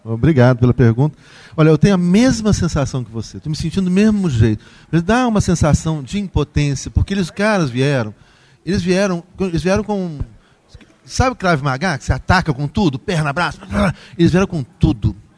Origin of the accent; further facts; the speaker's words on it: Brazil; nós brasileiros